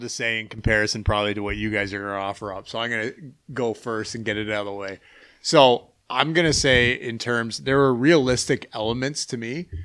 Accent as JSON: {"language": "English", "country": "Canada", "said": "as a Canadian"}